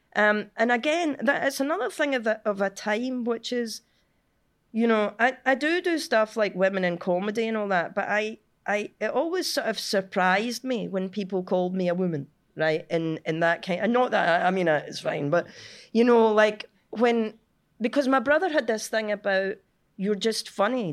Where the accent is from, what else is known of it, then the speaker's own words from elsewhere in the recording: Cumbernauld, Scotland, United Kingdom; I'm from Cumbernauld.